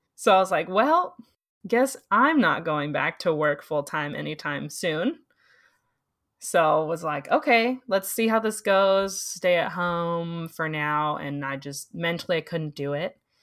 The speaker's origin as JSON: {"language": "English", "town": "San Diego", "region": "California", "country": "United States", "moved": "yes", "said": "I'm originally from San Diego."}